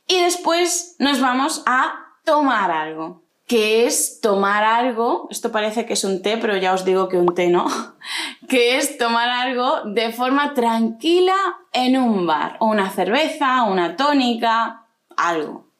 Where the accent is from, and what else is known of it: Spain